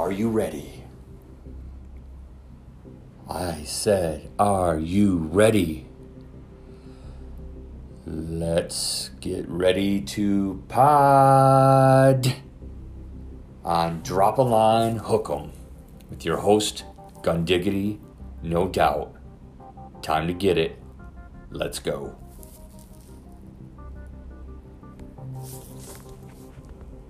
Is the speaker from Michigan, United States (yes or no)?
yes; Flint, Michigan, United States; I was born and raised in Flint, Michigan